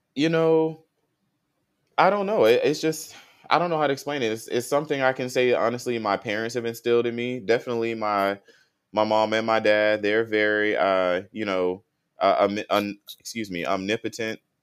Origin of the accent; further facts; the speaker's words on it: Tallahassee, Florida, United States; moved away as an adult; now in Houston, United States; North Florida, I came from Tallahassee, Florida.